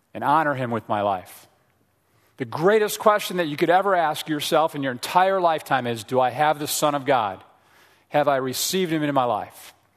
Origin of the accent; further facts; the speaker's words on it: Frankfort, Indiana, United States; also born or lived in Chicago area, Illinois; we grew up in the Chicago area, and then we moved to a small town in Indiana called Frankfort, Indiana, okay? Home of the Frankfort hot dogs, all right? So I was a, in junior high and high school there growing up